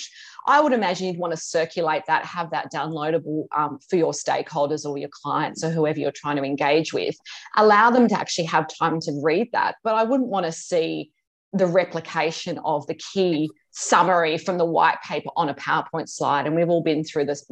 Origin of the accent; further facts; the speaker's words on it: Australia; also born or lived in Hong Kong / London; worked in Hong Kong and London, and came back to Australia about 20 odd years ago